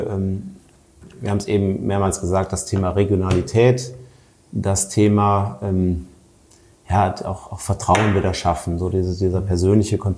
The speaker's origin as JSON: {"language": "German", "region": "North Rhine-Westphalia", "country": "Germany", "said": "bei uns am Niederrhein, da wo ich herkomme, gibt es halt Bessen Geneva, das ist ja auch, auch Grenz, äh, Grenzgebiet"}